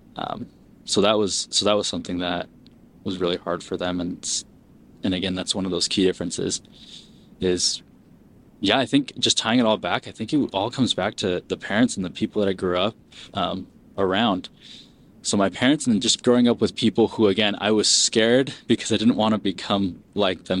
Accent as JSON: {"language": "English", "town": "Springville", "region": "Utah", "country": "United States", "tie": "born or raised there", "also_born_or_lived": "Peru", "said": "immigrated here, um, grew up in Springville, Utah"}